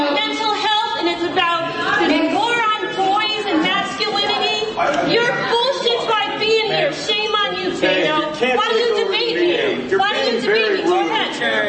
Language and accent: English; Newtown, Connecticut, United States; I grew up in Newtown.